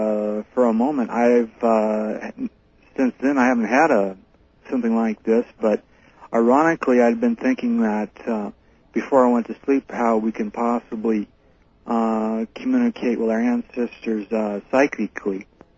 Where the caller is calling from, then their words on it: Fresno, California, United States; I'm calling from Fresno, California